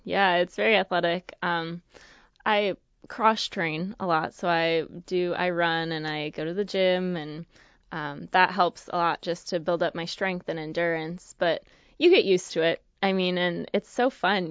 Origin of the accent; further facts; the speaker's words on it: just outside of Madison, Wisconsin, United States; moved away; I grew up just outside of Madison, Wisconsin